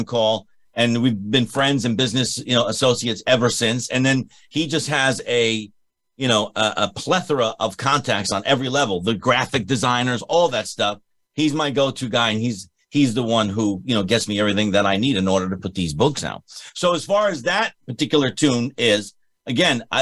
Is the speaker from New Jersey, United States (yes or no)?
yes; Irvington, New Jersey, United States; I was born in Irvington, New Jersey